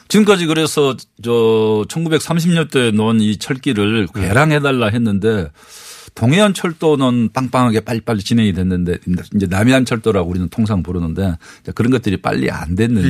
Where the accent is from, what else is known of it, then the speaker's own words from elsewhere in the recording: Wando, South Jeolla, South Korea; 어렸을 때 제가 네. 완도 전남 완도 출신인데